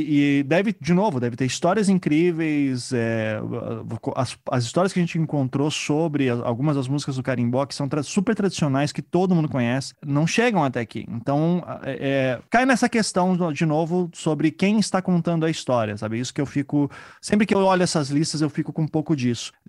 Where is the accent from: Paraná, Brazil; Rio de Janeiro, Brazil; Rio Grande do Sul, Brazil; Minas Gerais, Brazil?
Paraná, Brazil; Curitiba; Eu sou de Curitiba